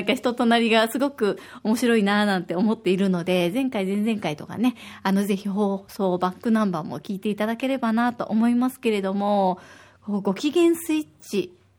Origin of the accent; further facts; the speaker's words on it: Osaka, Japan; now in Okinawa, Japan; 私は大阪出身